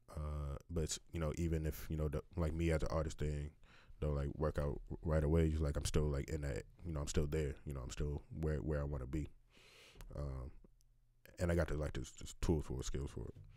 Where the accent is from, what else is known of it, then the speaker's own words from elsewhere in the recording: New York City, New York, United States; moved away as an adult; also born or lived in Long Island; now in Kansas City, United States; Born and raised, yeah, yeah. Born and raised in New York. Like I was born, literally born in Far Rockaway.